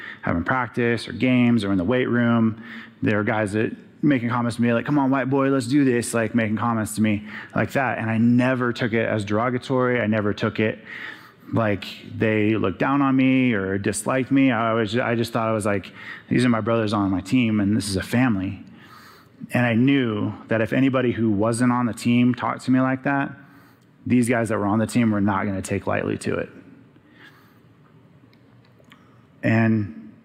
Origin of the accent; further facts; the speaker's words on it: Arizona, United States; growing up in Arizona